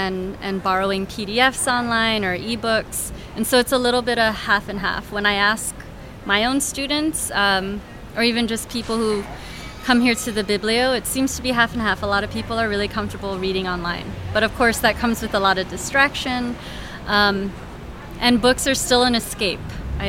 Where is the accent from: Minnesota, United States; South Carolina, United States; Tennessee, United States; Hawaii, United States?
Hawaii, United States; Honolulu; now in San Francisco, United States; I grew up in Hawaii.